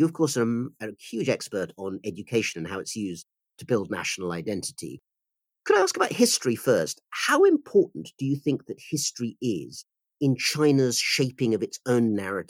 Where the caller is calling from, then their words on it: United Kingdom; I'm speaking from the United Kingdom.